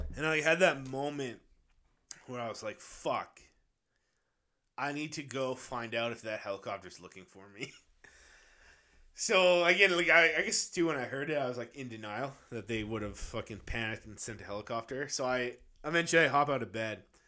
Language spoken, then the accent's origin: English; Abbotsford, British Columbia, Canada; Abbotsford's, like, my hometown.